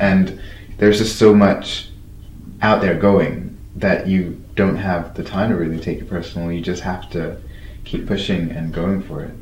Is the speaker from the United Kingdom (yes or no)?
yes; London, United Kingdom; I grew up in London